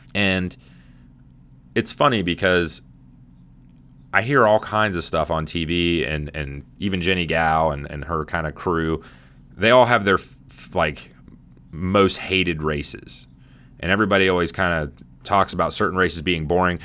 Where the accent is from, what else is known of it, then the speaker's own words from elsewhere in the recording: Midwest, United States; growing up in the Midwest